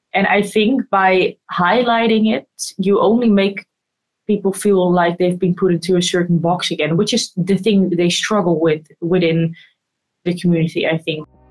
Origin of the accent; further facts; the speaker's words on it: Netherlands; I think I'm definitely privileged to have been born and raised in the Netherlands